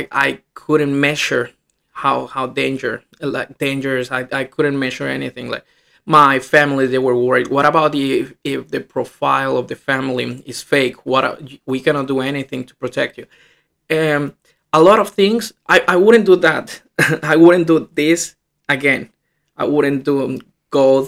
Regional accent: Morelia, Michoacán, Mexico; English is a second language; moved away as an adult; also born or lived in Shenzhen, China; I am from Mexico, Morelia, Michoacán. It's the city, and it's central Mexico. I was studying high school

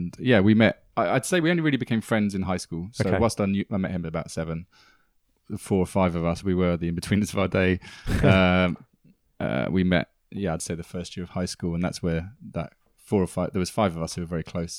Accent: Greenford, London, United Kingdom; So when someone says, where are you from? I say Ealing, because that's where we went out.

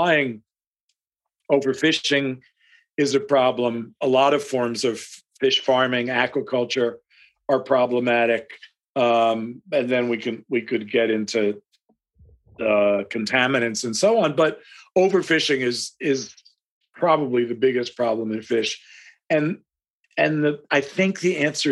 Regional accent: United States

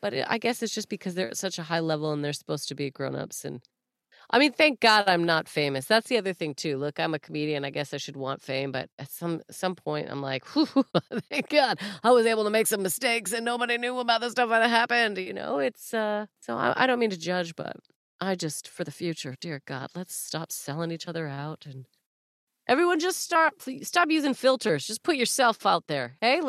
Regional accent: Canada; You'd be the denim jacket and I'd be the jeans, right? We are Canadian.

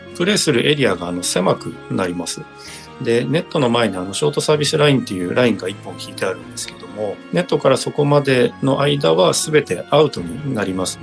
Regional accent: Chiba, Japan; 地元の千葉で日本選手権がありましてで

